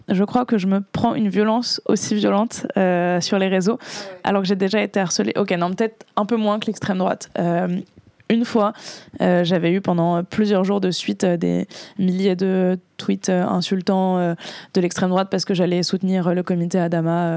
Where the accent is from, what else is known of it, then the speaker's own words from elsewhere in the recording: Boulogne-Billancourt, Île-de-France, France; j'ai grandi à Boulogne